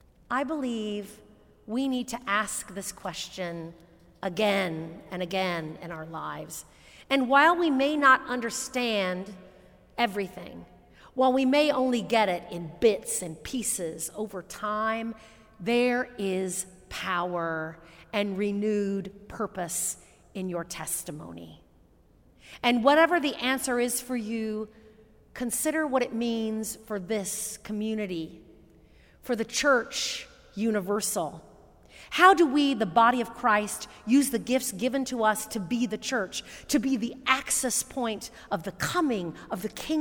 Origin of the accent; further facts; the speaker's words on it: Indianapolis, Indiana, United States; moved away; my hometown of Indianapolis, Indiana.